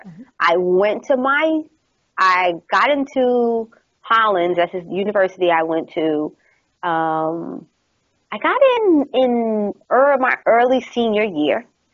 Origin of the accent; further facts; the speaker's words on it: New York, United States; I'm from New York.